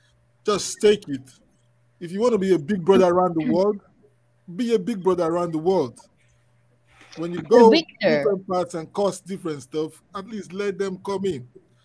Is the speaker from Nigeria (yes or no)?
yes; Nigeria; now in United Kingdom; I'm from Nigeria, I'm from Africa, and I'm an immigrant right now in the United Kingdom.